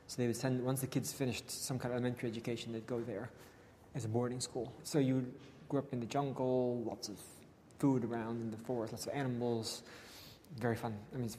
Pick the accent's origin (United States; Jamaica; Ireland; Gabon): Gabon; now in Oxford, United Kingdom; So, I grew up in Gabon, Central Africa, where my parents still live.